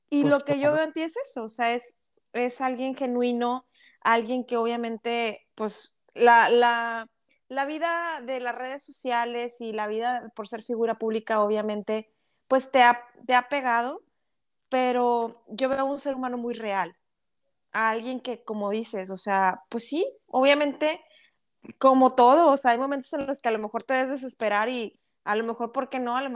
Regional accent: Monterrey, Nuevo León, Mexico; No, y mira, realmente te soy franca y digo, como buena regia, tú sabes que los regios somos muy directos

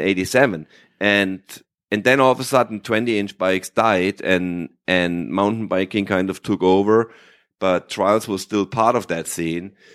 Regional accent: Germany; first language German; English is a second language; I grew up in Germany

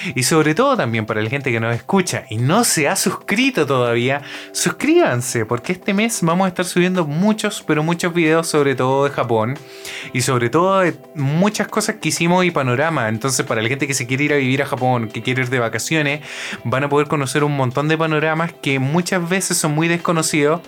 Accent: Chile; moved away as an adult; now in Japan; mi país

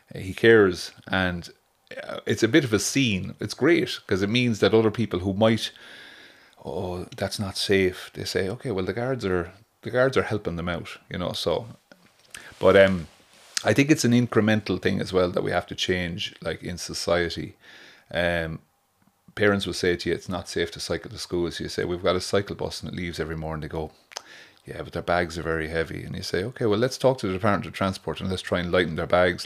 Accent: Waterford, Munster, Ireland; now in Oranmore, Ireland; I'm from Watford

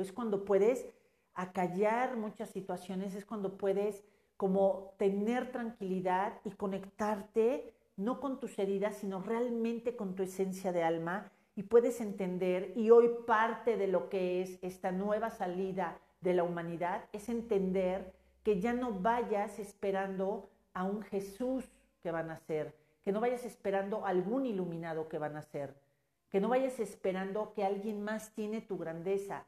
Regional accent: Mexico; como mexicas, como mexicanos

